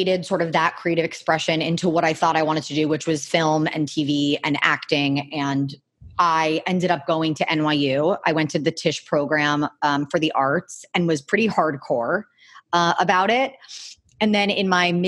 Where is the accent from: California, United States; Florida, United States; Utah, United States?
Florida, United States; Miami; I grew up in Miami